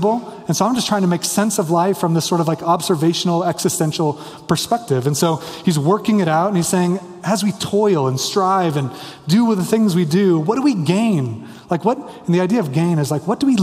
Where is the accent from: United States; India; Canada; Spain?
United States; Kansas; now in Denver, United States; I grew up in Kansas